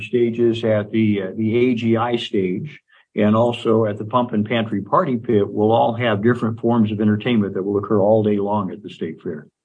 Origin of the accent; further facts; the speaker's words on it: Indiana, United States; now in Nebraska, United States; Nebraska is the 13th uh, state in which I've lived. Uh, I grew up in Indiana